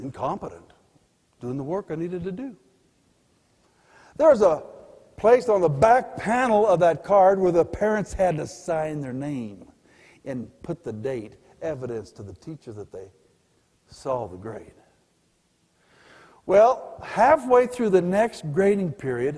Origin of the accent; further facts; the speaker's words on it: Pueblo, Colorado, United States; also born or lived in Denver; I was born in Denver but grew up in Pueblo